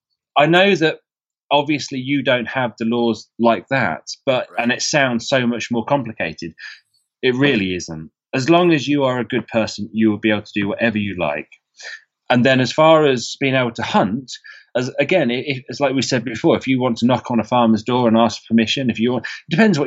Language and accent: English; England, United Kingdom; because as an English person on Facebook groups, I'm a member of a Georgia deer hunting group.